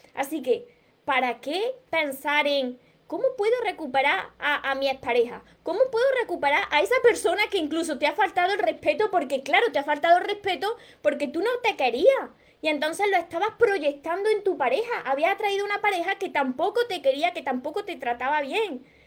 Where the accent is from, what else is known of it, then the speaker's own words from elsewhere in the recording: Córdoba, Andalusia, Spain; Del sur, de Córdoba. Soy de Córdoba